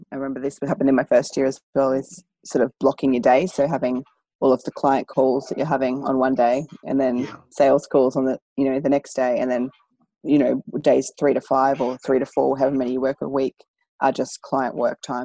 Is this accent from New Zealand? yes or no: no; Maryborough, Australia; it was a country town. I grew up in Maryborough